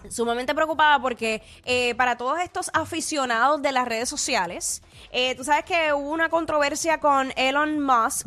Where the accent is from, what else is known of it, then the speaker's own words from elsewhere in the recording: Puerto Rico; accent: Puerto Rican; los boricuas también tenemos acento